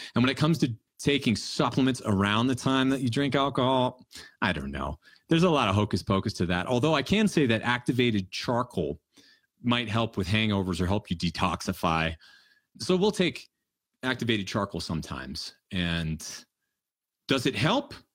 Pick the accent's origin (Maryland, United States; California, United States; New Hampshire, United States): New Hampshire, United States; We grew up in New Hampshire